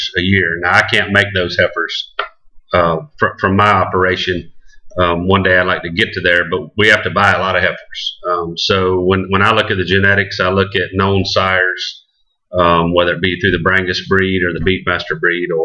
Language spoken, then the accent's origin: English; Glades County, Florida, United States; also born or lived in Okeechobee, Florida; Grew up on a 6,000-acre ranch in Glades County that my family owned.